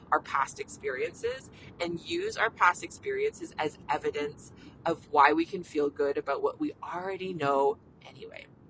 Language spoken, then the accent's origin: English; Canada; I'm a Canadian family physician